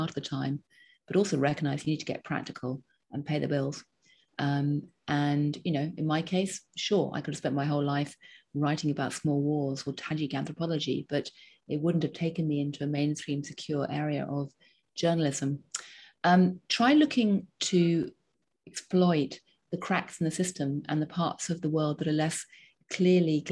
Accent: England, United Kingdom; now in United States; I'm still English, not American.

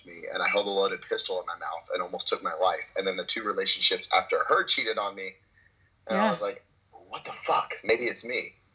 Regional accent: Memphis, Tennessee, United States; also born or lived in Dallas, Texas / Australia / Canada; now in Santa Monica, United States; Born and raised in Memphis, and then I spent 2 years in Dallas

